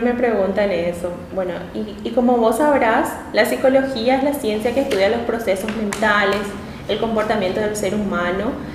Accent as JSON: {"language": "Spanish", "town": "Luque", "region": "Central", "country": "Paraguay", "tie": "born or raised there", "also_born_or_lived": "Asunción / Pirayú", "said": "Yo soy de la ciudad de Luque, em, mi familia son de la ciudad de Pirayú, mis ah, padres"}